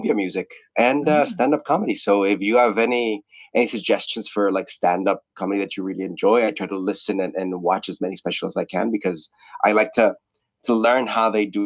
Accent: Guadalajara, Jalisco, Mexico; moved away as an adult; now in Barcelona, Spain; I'm originally from Guadalajara, Mexico, but I've been living in Barcelona, Spain for the last, 12 years now

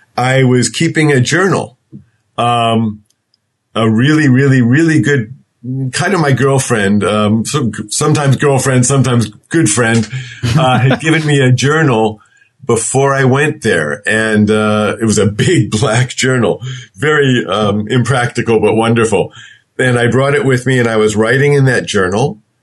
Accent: Connecticut, United States; I grew up in Connecticut

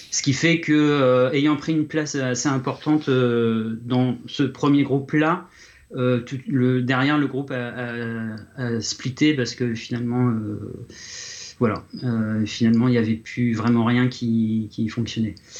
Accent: Reims, Grand Est, France; moved away; Reims, là où là d'où je viens, Reims en France

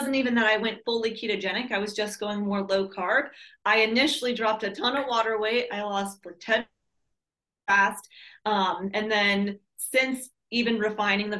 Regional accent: San Diego, California, United States; moved away as an adult; also born or lived in Minnesota / Maui, Hawaii; I was born and raised in San Diego, California

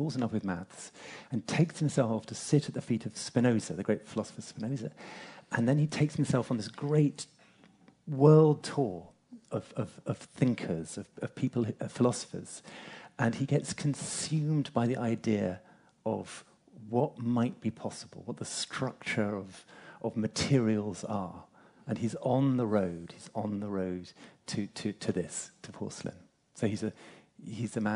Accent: England, United Kingdom; I'm English

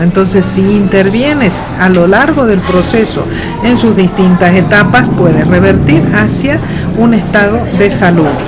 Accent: Argentina; moved away as an adult; now in Madrid, Spain; Yo soy argentina y estoy radicada en Madrid, España, desde hace ya casi 30 años.

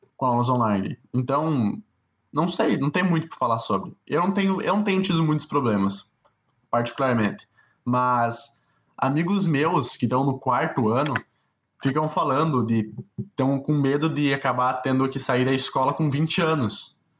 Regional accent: South Region, Brazil; eu sou branco, sou sulista e sou de classe média

